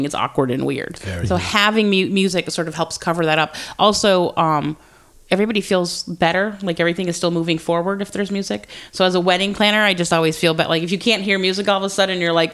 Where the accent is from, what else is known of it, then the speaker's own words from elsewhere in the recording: Georgia, United States; I was born in Georgia